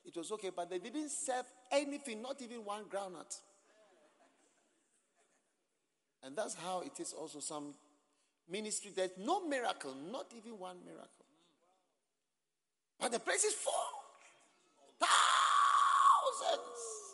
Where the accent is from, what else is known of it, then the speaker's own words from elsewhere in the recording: Ghana; accent: Ghanaian; my Ghanaian accent